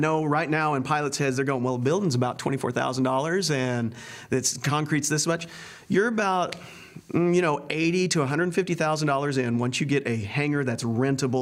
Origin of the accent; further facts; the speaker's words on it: Hurst, Texas, United States; I was growing up in Hearst when I was born in 72